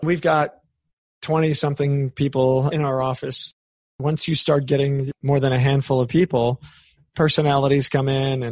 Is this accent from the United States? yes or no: yes; New York, United States; I'm from New York